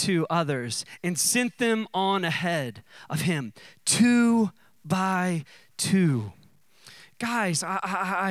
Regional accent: United States; I'm an American

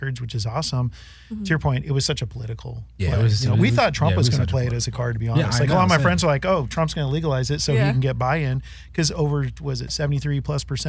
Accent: North Bay, San Francisco Bay Area, California, United States; growing up in the Bay Area, although I was in the North Bay, closer to the Triangle.

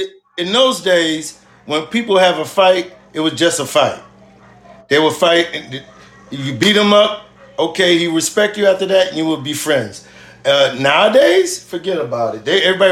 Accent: Queens, New York, United States; So, but when we came from Queens, they said, oh, these niggas in Queens is not soft.

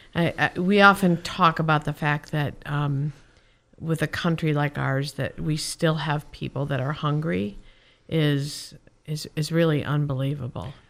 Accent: Chicago, Illinois, United States; now in Whitefish, United States; I'm from Chicago

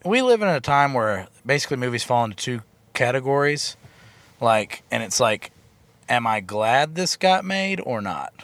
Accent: the South, United States; I am from the South.

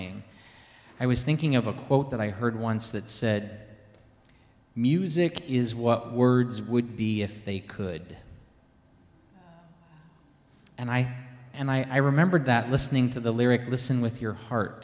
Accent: Kentucky, United States; I grew up in Kentucky, which is horse country

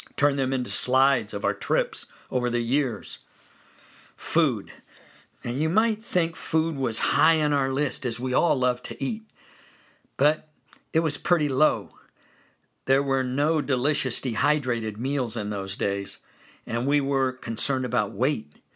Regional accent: Fresno, California, United States; I grew up in Fresno, California

